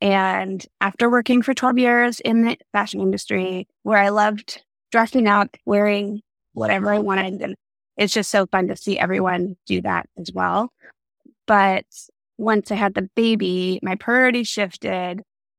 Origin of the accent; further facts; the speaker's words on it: Vancouver, British Columbia, Canada; moved away as an adult; also born or lived in Los Angeles, United States; I grew up in Canada, Vancouver, and went to university there.